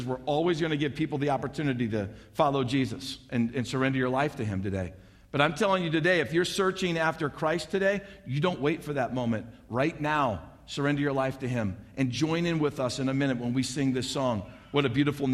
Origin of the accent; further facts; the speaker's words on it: St. Louis, Missouri, United States; also born or lived in Alaska; now in Kearney, Nebraska, United States; I grew up in St. Louis, Missouri. So did my wife, Kim.